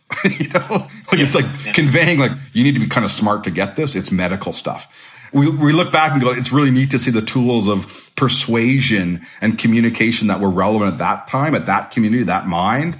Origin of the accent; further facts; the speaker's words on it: Canada; as Canadian designers